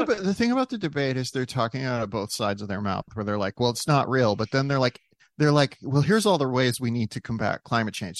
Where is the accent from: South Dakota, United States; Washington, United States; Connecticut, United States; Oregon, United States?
South Dakota, United States; Growing up in South Dakota, we did not have recycling